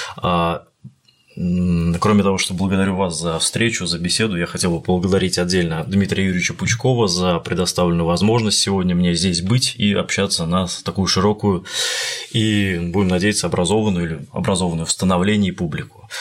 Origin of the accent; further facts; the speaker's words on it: Tver, Tver Oblast, Russia; я приезжал в Санкт-Петербург из Твери, из моего родного города